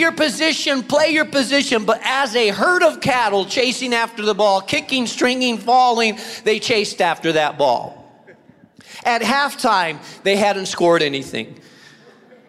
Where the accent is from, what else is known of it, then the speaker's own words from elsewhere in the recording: Spain; moved away; I grew up in Spain